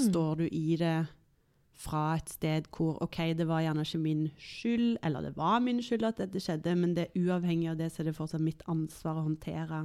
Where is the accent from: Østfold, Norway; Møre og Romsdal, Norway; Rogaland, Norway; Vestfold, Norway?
Rogaland, Norway; Tananger; moved away as an adult; also born or lived in Stavanger / Oslo; så er jeg jo fra Stavanger, eller mm. egentlig et sted som heter Tananger, mm. som ikke så mange kjenner til